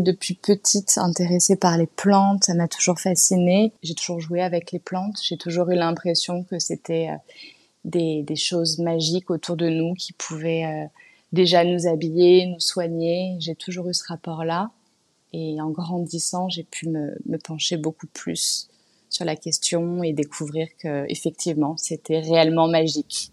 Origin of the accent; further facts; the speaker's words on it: Paris, Île-de-France, France; j'ai grandi à Paris. Je suis née à Paris, mes parents sont nés à Paris.